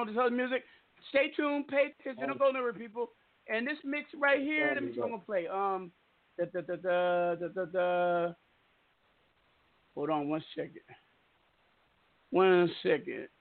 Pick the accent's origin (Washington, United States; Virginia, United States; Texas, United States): Washington, United States; Seattle; now in Arizona, United States; I am from Seattle